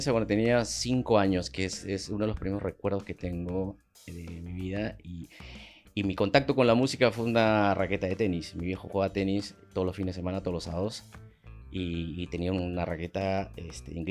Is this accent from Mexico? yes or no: no; Huancayo, Junín, Peru; yo nací en Huancayo. ¿Ya? Y mi padre es de allá, mis abuelos, la familia de mis padres.